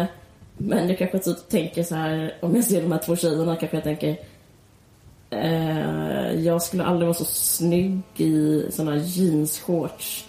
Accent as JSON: {"language": "Swedish", "country": "Sweden", "said": "som svensk"}